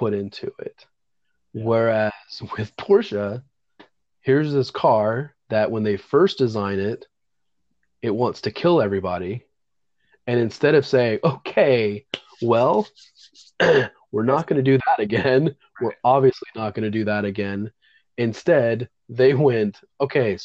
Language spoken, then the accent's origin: English; Central Florida, United States; I grew up in Central Florida